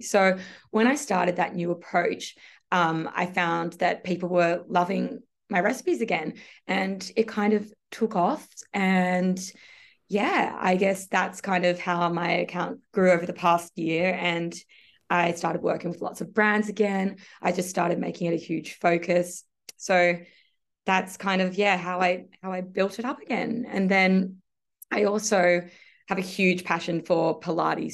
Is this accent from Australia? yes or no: yes; Sydney, New South Wales, Australia; I am from Sydney. I've always lived in Sydney, so I grew up here